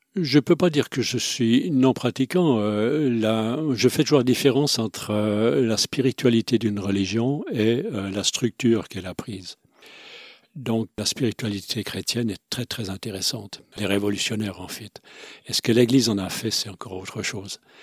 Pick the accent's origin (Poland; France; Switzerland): Switzerland; Romandy; first language Swiss German; de parents suisse allemands, mais j'ai grandi en Suisse romande, donc j'ai grandi avec deux cultures